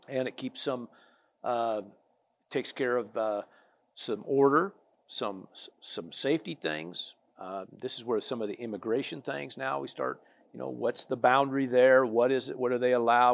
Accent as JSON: {"language": "English", "country": "United States", "said": "I from America"}